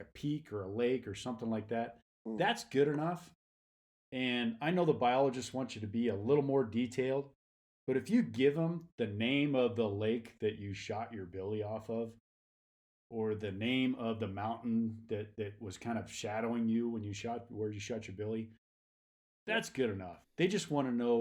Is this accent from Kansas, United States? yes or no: yes; Kansas, United States; now in Reno, United States; I born and raised in Kansas, so I'm a Flatlander. But moved out here.